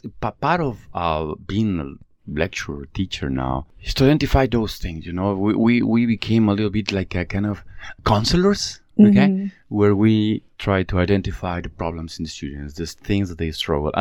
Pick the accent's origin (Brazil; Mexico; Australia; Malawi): Mexico; moved away as an adult; now in Malaysia; I'm from Mexico. I've been living in Malaysia for about the last 16 years or so